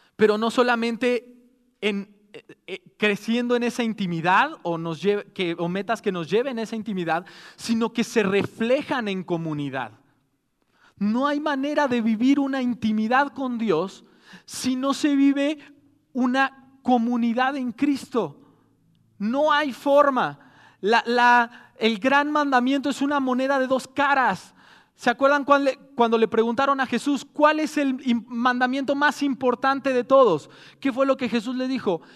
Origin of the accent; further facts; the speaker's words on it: Mexico; somos mexicanos